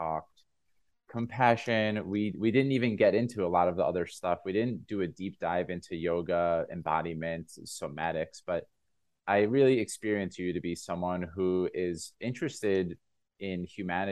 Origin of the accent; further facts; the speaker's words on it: United States; accent: American; my silly American accent